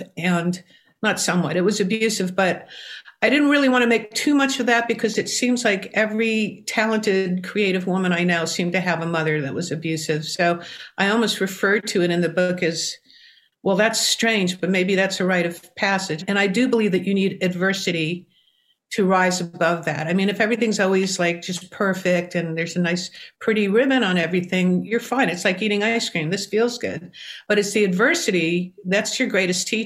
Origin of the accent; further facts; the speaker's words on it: New York City, New York, United States; I grew up in New York City.